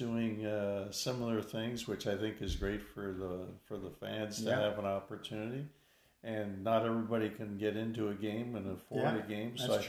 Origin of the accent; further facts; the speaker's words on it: Canada; I'm Canadian.